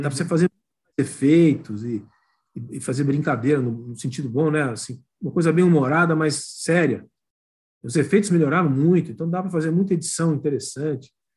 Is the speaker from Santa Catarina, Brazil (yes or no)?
no; São Paulo, Brazil; eu sou paulistano aqui, mistura filho de neto de estrangeiros, mas totalmente brasileiro